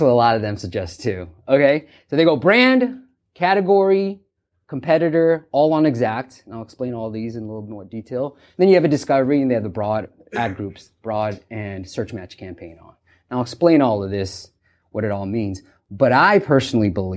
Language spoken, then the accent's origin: English; California, United States; If you haven't noticed by my accent, I'm from California